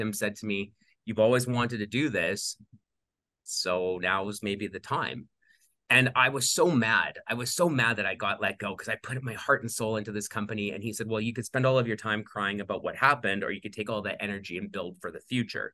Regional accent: Wadena, Saskatchewan, Canada; moved away as an adult; now in Calgary, Canada; I grew up on a small farm outside of a small town in the middle of Saskatchewan, Wadena, Saskatchewan.

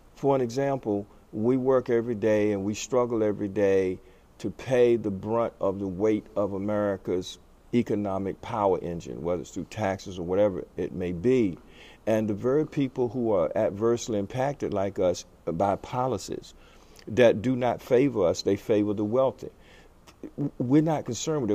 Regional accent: United States; being an American

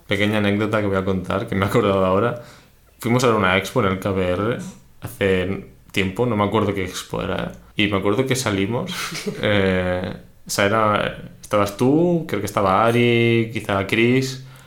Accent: Barcelona, Catalonia, Spain; sí que soy de Barcelona

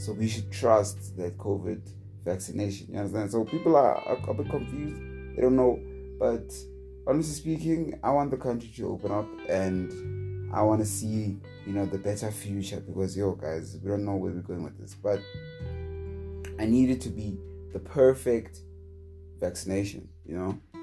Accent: South Africa; as a South African

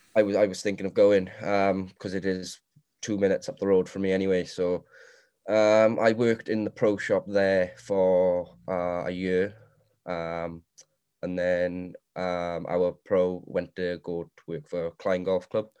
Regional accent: Swansea, Wales, United Kingdom; I am from Morriston, Swansea.

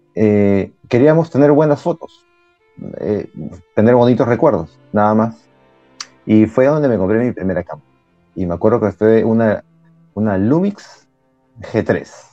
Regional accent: Peru; soy de Perú, vivo en Lima

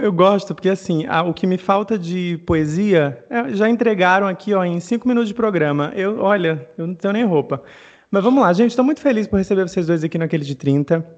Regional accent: Mossoró, Rio Grande do Norte, Brazil; Eu sou nordestino, eu sou de Mossoró, no Rio Grande do Norte

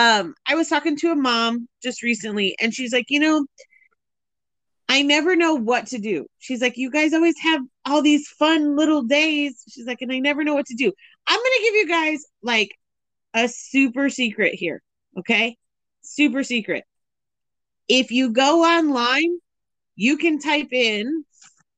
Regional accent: the North, United States; I'm from the North, so we just call it Coke

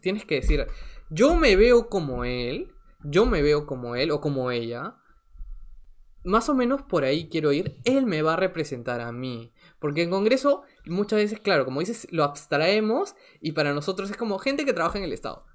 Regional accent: Lima, Peru; yo soy de Lima, yo toda la vida he vivido en Lima, eh, salvo un periodo corto que estuve en el extranjero

